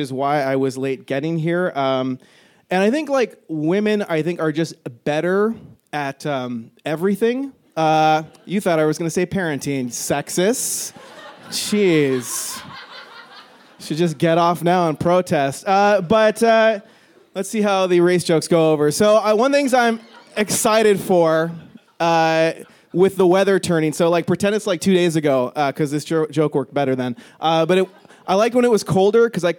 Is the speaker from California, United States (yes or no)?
yes; California, United States; moved away as an adult; now in Canada; I am from the States originally. I grew up there in California